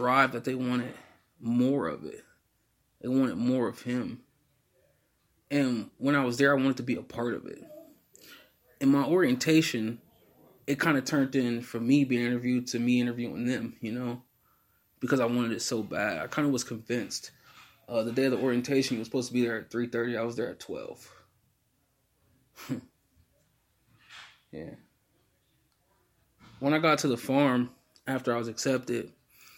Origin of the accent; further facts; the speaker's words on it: Akron, Ohio, United States; I'm from Akron, Ohio